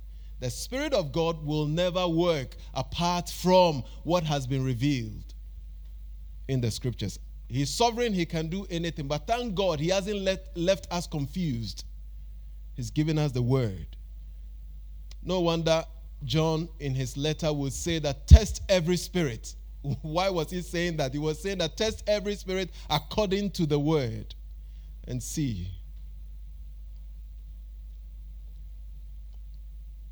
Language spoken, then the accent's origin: English; Ghana; we have Ochenhine, Otumfuo, and all these titles we give to our chiefs and queens